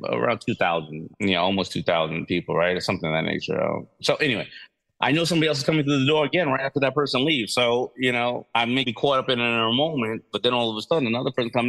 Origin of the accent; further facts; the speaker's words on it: New York City, New York, United States; Basically, you know, kid growing up in New York City, loving fashion, loving hip hop, you know, raised by a single mother